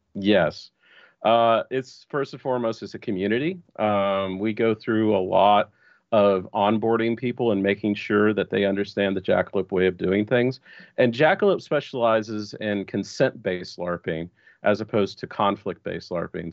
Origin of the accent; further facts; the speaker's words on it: Texas, United States; I was born and raised in Texas, and I'm coming to you live from Austin, Texas